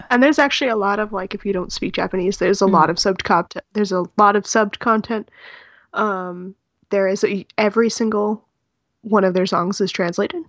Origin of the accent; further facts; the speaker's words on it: California, United States; I'm from California